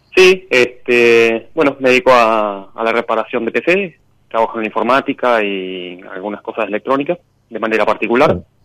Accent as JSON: {"language": "Spanish", "region": "Buenos Aires", "country": "Argentina", "said": "De Capital, de Barrio Buedo"}